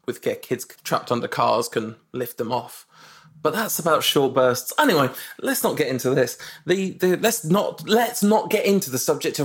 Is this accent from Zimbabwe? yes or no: yes; Zimbabwe; moved away; spending time growing up in Zimbabwe and being kind of educated in Pan-African and traditions